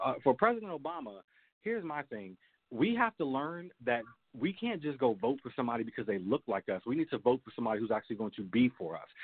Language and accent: English; Maryland, United States; moved away as an adult; now in North Carolina, United States; I am originally from Maryland. I um, I grew up in Maryland.